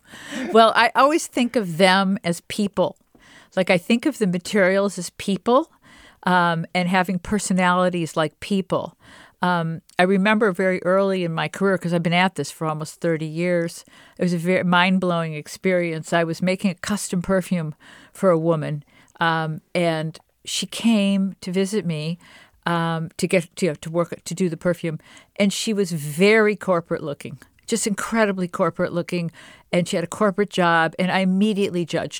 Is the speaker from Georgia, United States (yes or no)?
no; Detroit, Michigan, United States; I'm from Detroit, and I had the same experience as you when I saw like a lemon tree, and then I picked the flowers.